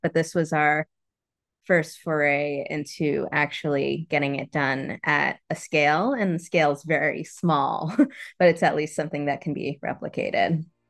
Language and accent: English; New York, United States; moved away; also born or lived in Florida; I grew up in New York. I was born in New York, but, uh, my family's from the Caribbean